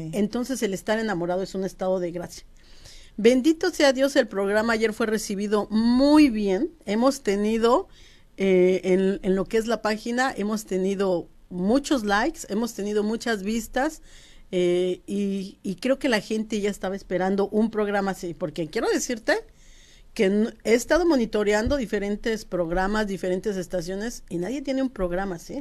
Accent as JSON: {"language": "Spanish", "country": "Mexico", "moved": "as an adult", "lives_now": "United States", "said": "Como buena mexicana"}